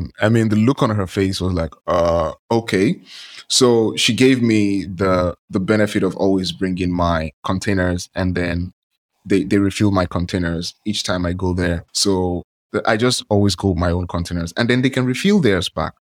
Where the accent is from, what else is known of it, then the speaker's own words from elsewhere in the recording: Nigeria; I'm from Nigeria.